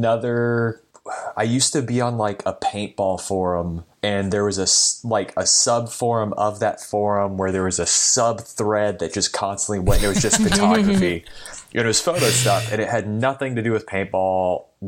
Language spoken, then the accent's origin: English; Dallas, Texas, United States; moved away as an adult; now in Orange County, United States; I'm originally from Dallas, Texas. I now live in Orange County